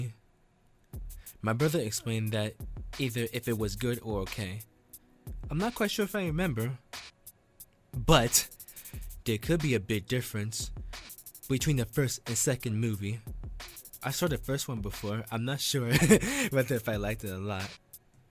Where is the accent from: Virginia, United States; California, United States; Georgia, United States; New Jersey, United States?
New Jersey, United States; Teaneck; I went back to my hometown. I live in Teaneck, New Jersey